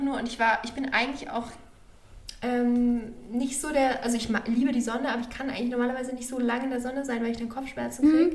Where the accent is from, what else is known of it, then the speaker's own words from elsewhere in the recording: Germany; ich habe jetzt persönlich nicht so eine Verbundenheit zu meinem Heimatland, also zu Deutschland